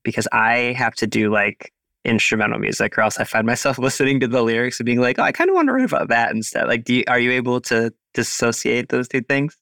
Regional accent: United States; also born or lived in Cleveland, Ohio; I am an American. I live in Cleveland, Ohio

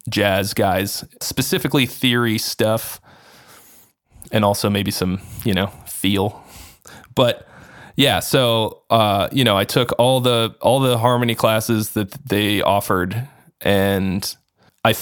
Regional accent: Arlington, Massachusetts, United States; moved away as an adult; also born or lived in California; I'm from the Boston area originally. And so it was you know, I lived at home and I commuted in, I'm from Arlington, which is like a suburb.

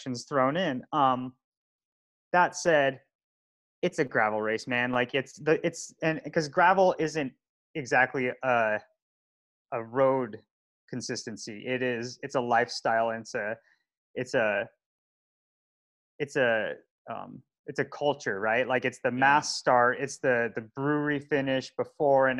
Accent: Colorado, United States; growing up in Colorado riding dirt

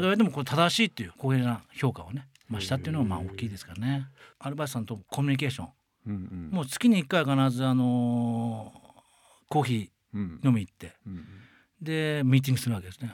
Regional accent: Ehime, Japan; moved away as an adult; also born or lived in Tokyo; 愛媛私出身なんですけども、うん、愛媛から上京した時にですね

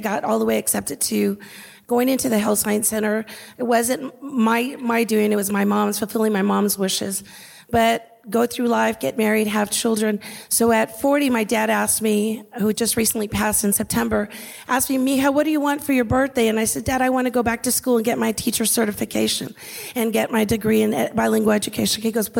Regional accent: San Antonio, Texas, United States; I started my education at Little Flower and then went to Incarnate Word, but I grew up deep in the West Side. My parents are SAISD graduates

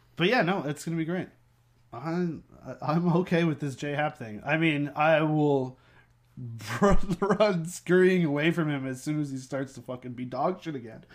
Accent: Peterborough, Ontario, Canada; moved away; I grew up in Peterborough

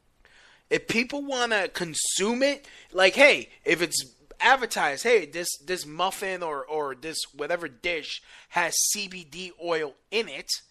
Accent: New York City, New York, United States; I'm a New Yorker, born and raised New Yorker. I love New York City

